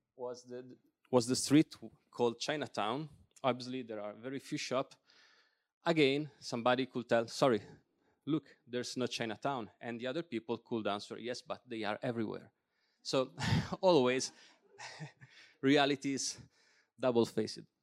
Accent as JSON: {"language": "English", "town": "Milan", "region": "Lombardy", "country": "Italy", "also_born_or_lived": "South Tyrol", "second_language": "English", "moved": "as an adult", "lives_now": "Bolzano, Italy", "said": "I am living there since seven years, but I'm from Milan"}